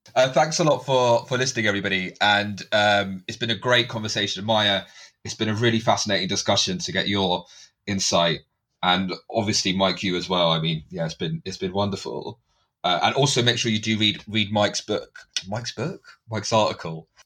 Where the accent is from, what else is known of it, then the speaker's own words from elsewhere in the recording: United Kingdom; as a British Asian